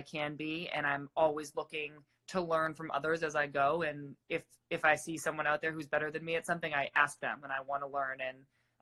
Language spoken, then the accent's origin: English; Massachusetts, United States; moved away as an adult; also born or lived in California; I'm from Massachusetts